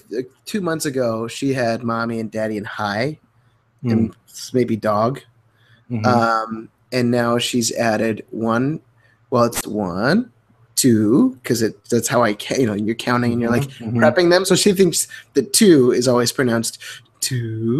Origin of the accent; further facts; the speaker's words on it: Midwest, United States; we're both from the Midwest.